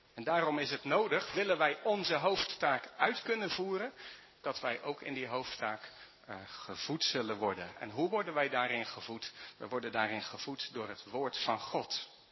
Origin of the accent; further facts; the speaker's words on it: Netherlands; Wij als Nederlanders